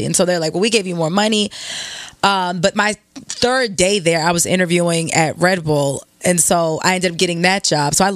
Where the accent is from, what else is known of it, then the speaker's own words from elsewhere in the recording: Baltimore, Maryland, United States; I'm from Baltimore, 410 all day